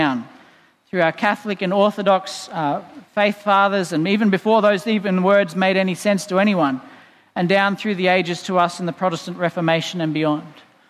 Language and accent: English; Boonah, Queensland, Australia; in the town I grew up in Boona. Hello, people listening in Boona.